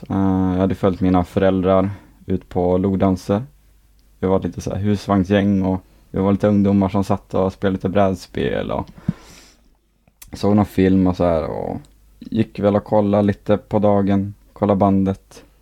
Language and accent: Swedish; Skellefteå, Västerbotten County, Sweden; moved away; Skellefteå. Ja. Eh, en bit utanför som heter Skromträsk.